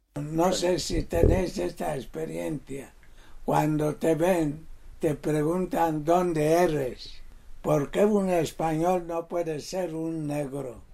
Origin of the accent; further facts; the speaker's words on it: Equatorial Guinea; moved away as an adult; now in Spain; Nací en Guinea en 1939